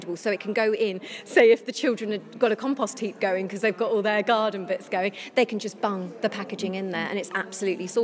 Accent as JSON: {"language": "English", "area": "Isle of Wight", "region": "South East England", "country": "United Kingdom", "tie": "born or raised there", "moved": "yes", "said": "I grew up on the Isle of Wight"}